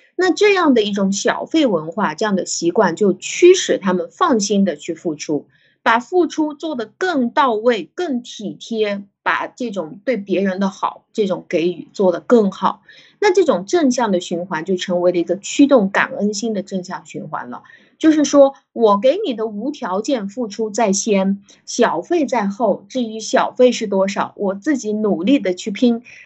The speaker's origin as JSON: {"language": "Chinese", "country": "China", "said": "我们中国人"}